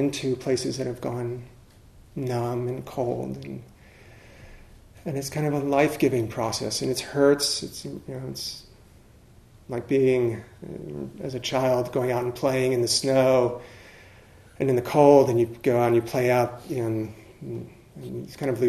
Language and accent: English; the Maryland area, United States; I grew up in the Maryland area, and so the Potomac River is right there